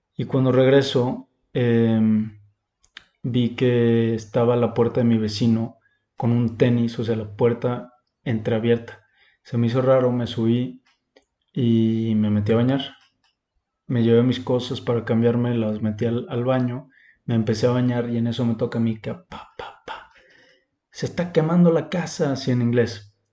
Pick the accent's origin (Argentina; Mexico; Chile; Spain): Mexico; yo, como mexicano, no podía manejar allá